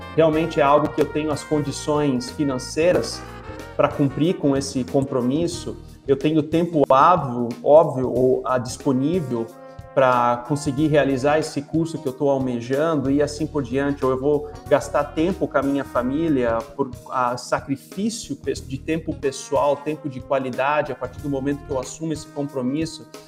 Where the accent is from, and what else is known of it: Brazil